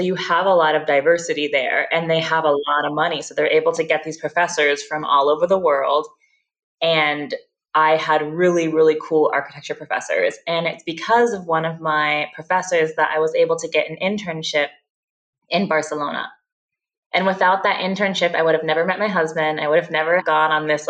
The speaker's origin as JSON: {"language": "English", "town": "Oakland", "region": "California", "country": "United States", "also_born_or_lived": "Tempe, Arizona", "moved": "as an adult", "said": "I'm from Oakland, California originally, and I went away to Tempe, Arizona, to Arizona State for university."}